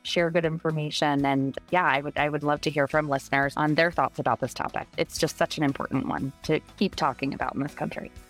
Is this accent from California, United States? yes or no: no; Rhode Island, United States; I live in Rhode Island. I'm from Rhode Island.